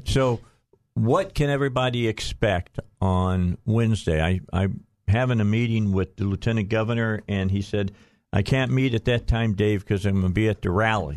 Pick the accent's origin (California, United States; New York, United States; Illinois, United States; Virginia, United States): Illinois, United States; outside of Chicago; moved away; I grew up outside of Chicago